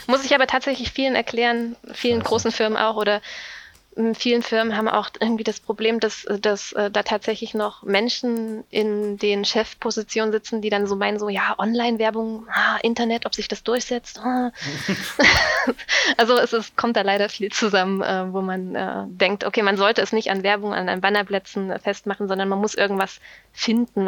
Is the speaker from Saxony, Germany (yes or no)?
yes; Saxony, Germany; moved away as an adult; now in Bonn, Germany; ich komme aus Sachsen